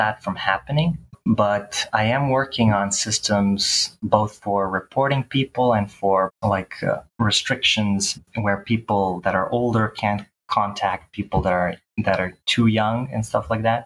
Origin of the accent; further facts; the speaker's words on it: Bar, Montenegro; now in Belgrade, Serbia; I'm from Belgrade, Serbia. That's where I live currently, but I'm originally from Bar, Montenegro.